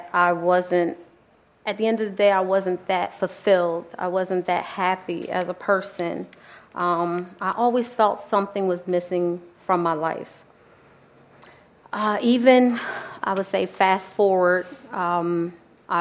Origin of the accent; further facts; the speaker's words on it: New Jersey, United States; also born or lived in Philadelphia, Pennsylvania; I was born in Philadelphia, Pennsylvania, but raised in New Jersey